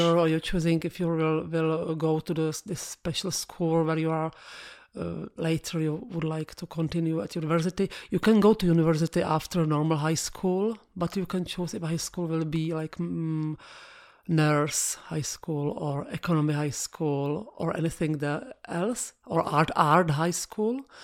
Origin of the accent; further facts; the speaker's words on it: Prague, Czechia; English is a second language; I'm from Prague. I born in Prague